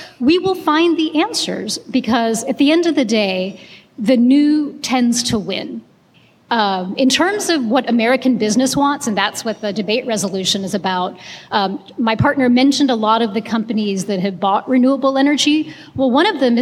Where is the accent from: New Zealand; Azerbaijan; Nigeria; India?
India; now in Texas, United States; I'm from India